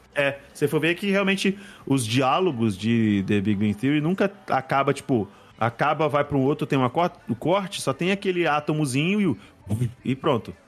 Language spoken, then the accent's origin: Portuguese; Cachoeiro de Itapemirim, Espírito Santo, Brazil; moved away as an adult; also born or lived in Vila Velha; quando eu saí de Cachoeiro, vim pra, a faculdade, vim fazer faculdade em Vila Velha